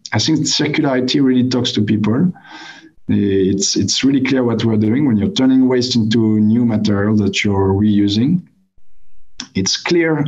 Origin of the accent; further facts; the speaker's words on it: France; I come from France